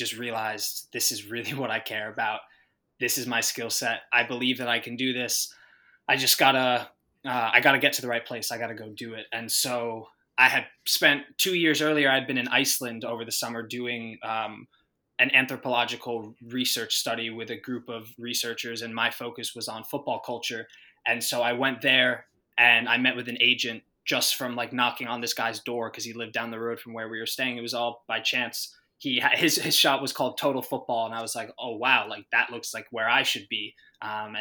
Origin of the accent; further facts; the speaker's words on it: United States; moved away as an adult; also born or lived in Spain / London; I'm American. Like, I'm a dual citizen, but people will identify me as an American